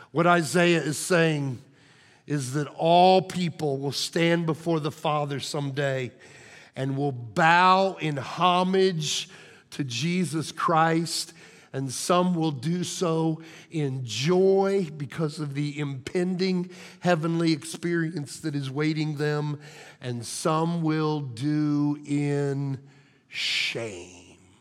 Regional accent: Illinois, United States; moved away; my hometown, a team back in Illinois

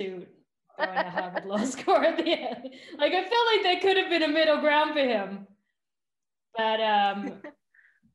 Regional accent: England, United Kingdom; moved away; I grew up in England

